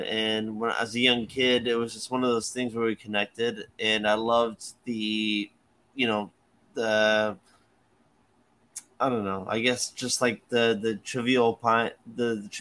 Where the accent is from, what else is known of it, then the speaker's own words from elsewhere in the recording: Jamaica; moved away; also born or lived in Florida; We grew up in Jamaica